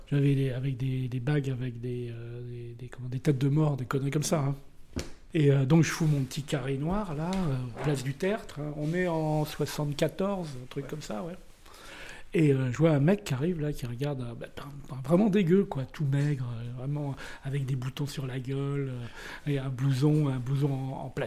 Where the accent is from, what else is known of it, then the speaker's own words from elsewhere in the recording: Nice, Provence-Alpes-Côte d'Azur, France; Moi je venais de Nice, hein, j'étais un Blé 2, hein.